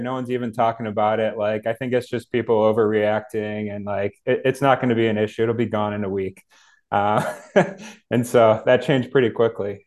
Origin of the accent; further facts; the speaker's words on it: Cleveland, Ohio, United States; I'm Cleveland born and raised, live in a suburb of Cleveland